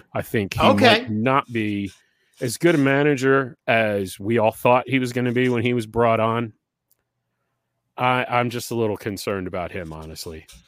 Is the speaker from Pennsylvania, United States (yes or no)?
no; New Jersey, United States; moved away; I'm originally from New Jersey